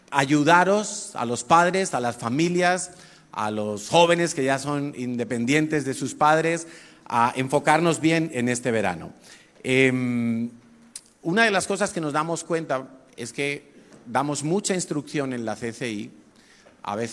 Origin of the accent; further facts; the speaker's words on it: Madrid, Community of Madrid, Spain; born there; nací en Madrid hace 53 años.